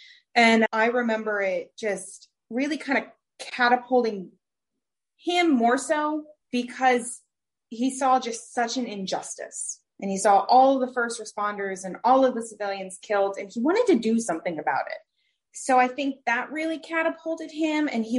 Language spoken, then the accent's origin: English; Bradenton, Florida, United States; We're from Bradenton, Florida.